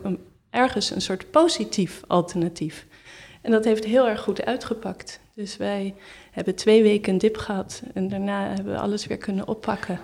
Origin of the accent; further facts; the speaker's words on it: Netherlands; moved away as an adult; now in Berlin, Germany; we wel als Nederlander